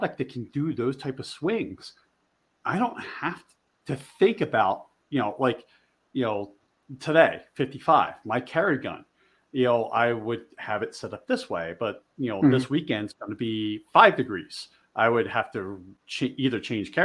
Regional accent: outside of Philadelphia, Pennsylvania, United States; also born or lived in Delaware / Maryland; now in Montana, United States; I grew up outside of Philly

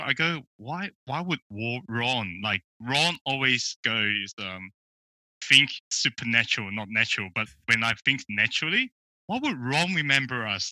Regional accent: Melbourne, Victoria, Australia; I'm from Melbourne

